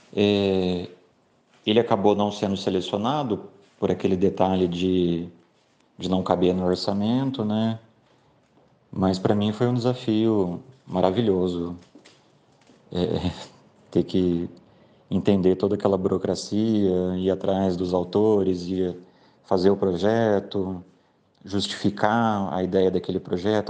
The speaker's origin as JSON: {"language": "Portuguese", "town": "São José do Rio Preto", "region": "São Paulo", "country": "Brazil", "moved": "as an adult", "lives_now": "Londrina, Brazil", "said": "eu sou de São José do Rio Preto, em São Paulo, mas moro em Londrina desde 2007"}